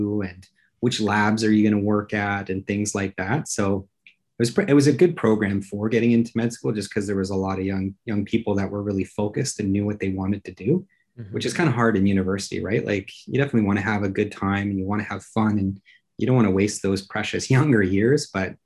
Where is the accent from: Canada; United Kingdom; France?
Canada; Simcoe, Ontario; also born or lived in Hamilton / British Columbia / San Francisco; now in Toronto, Canada; from a small town, actually, southwest of Ontario called Simcoe. It was a great place to grow up